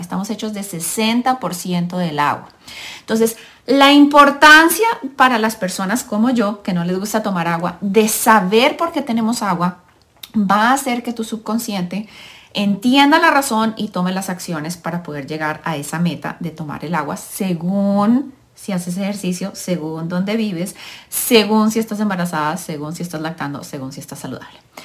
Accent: Colombia; now in United States; soy colombiana, mamá de tres niños, Vivo en el país de los Estados Unidos de Norteamérica

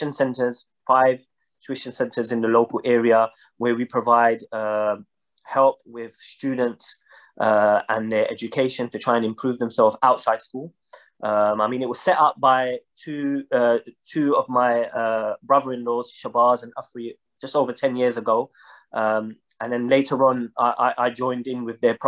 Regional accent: London, United Kingdom; I was born and raised in London, in East London

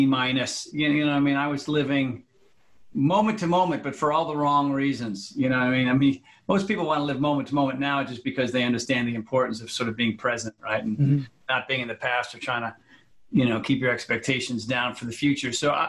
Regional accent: New England, United States; also born or lived in Connecticut / Rhode Island; All over the place, Army brat, but New England, Connecticut, Rhode Island, depending, but all over the country.

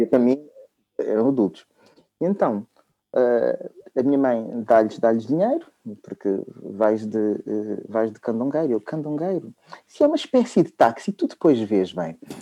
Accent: Lisbon, Portugal; eu, ah, sim, sou, sou de Lisboa. Sim, sim, sou de Lisboa

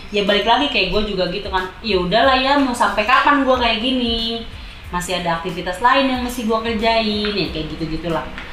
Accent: Jakarta, Indonesia; moved away as an adult; also born or lived in East Java; Gue anak Jakarta yang lahir dari la, lahir di Jakarta dan besar di Jakarta.

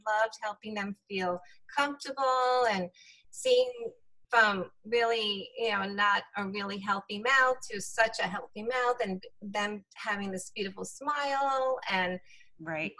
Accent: New York City, New York, United States; also born or lived in Israel; So we moved back to New York, where my mom grew up, in Brooklyn, and I was raised in Brooklyn, New York

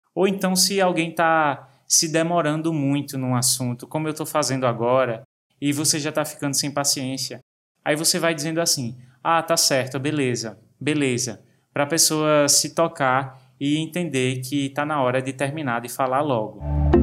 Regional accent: Brazil; Quando eu era adolescente, eu trabalhava no ramo da confecção na minha cidade natal

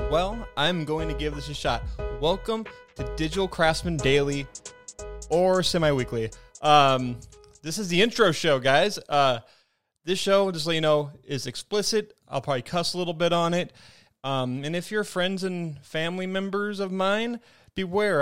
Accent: Spokane, Washington, United States; I'm from Spokane

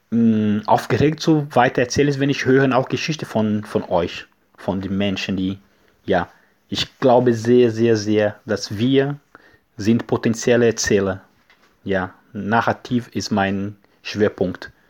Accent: Brazil; German is a second language; now in Germany; wir kommen aus Brasilien, ich stammen Brasilien

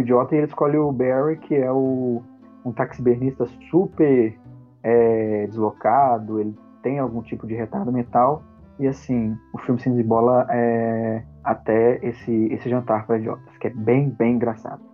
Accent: Belo Horizonte, Minas Gerais, Brazil; eu sou de BH, Minas Gerais

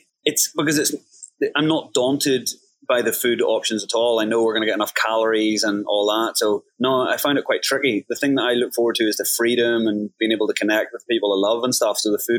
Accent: Ireland; now in Thailand; Like, I'm based in Thailand. Actually, when I was in Ireland, like growing up in Ireland, I was addicted to tap water.

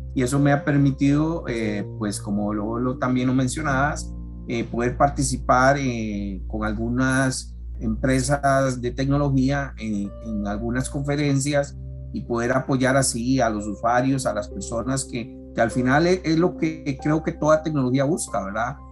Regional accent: San José, Costa Rica; accent: Costa Rican R; soy costarricense y todos los amigos extranjeros lo notarán por, por nuestra R, fácilmente identificable nosotros los ticos. Tengo 56 años, nací en San José acá en el año 65

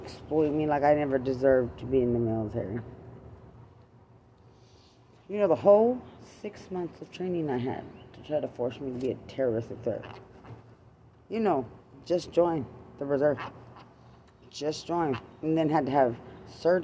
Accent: United States; I'm American

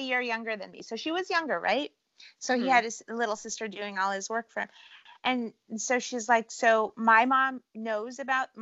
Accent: California, United States; also born or lived in Cleveland, Ohio; I grew up in California.

